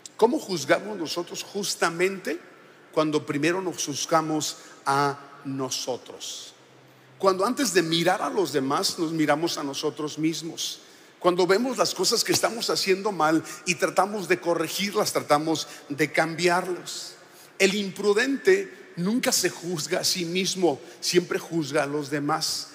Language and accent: Spanish; Sonora, Mexico; now in Monterrey, Mexico; yo soy de Sonora, yo digo, en el mejor estado